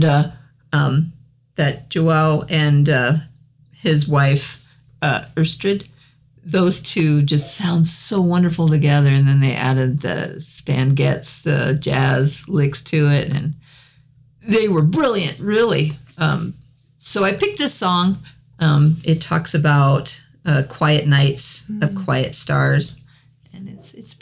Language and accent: English; the South, United States; accent: southern; my southern accent